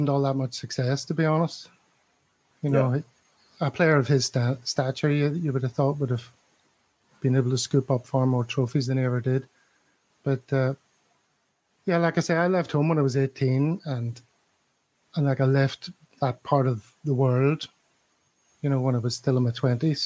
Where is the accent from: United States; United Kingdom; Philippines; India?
United Kingdom; Belfast, Northern Ireland; moved away as an adult; now in Borneo, Malaysia; I'm from Belfast in Northern Ireland, just across the water from Scotland. And I haven't lived there since I was 18